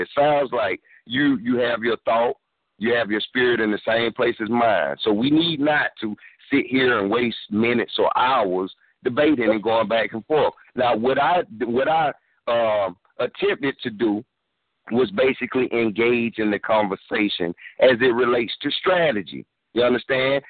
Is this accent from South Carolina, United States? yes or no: yes; South Carolina, United States; I'm from South Carolina myself